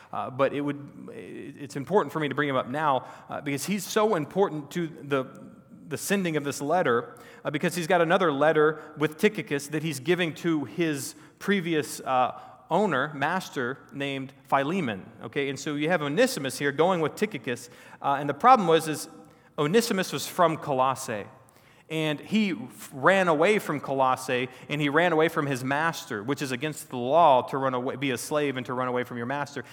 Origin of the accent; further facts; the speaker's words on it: Texas, United States; I grew up in Texas, born and raised a Texan